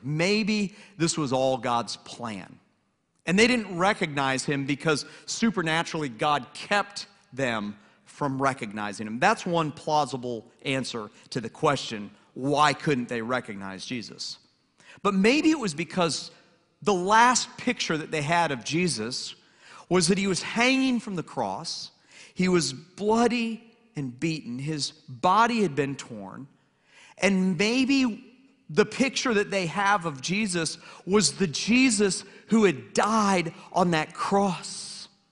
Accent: Atlanta, Georgia, United States; also born or lived in Lynchburg, Virginia; now in Hilton Head Island, United States; I grew up in Atlanta, and I'm a huge Atlanta sports fan

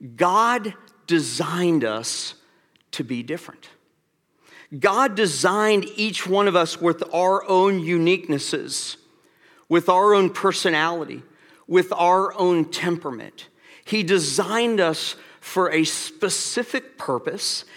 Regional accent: Atlanta, Georgia, United States; I'm from Atlanta

